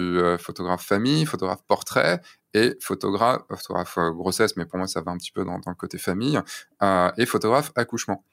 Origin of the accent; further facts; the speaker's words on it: central Brittany, France; je viens de Bretagne, hein, tu sais, donc les plages bondées aussi, ça se connaît. Mm, mm. Euh, mais je viens du centre Bretagne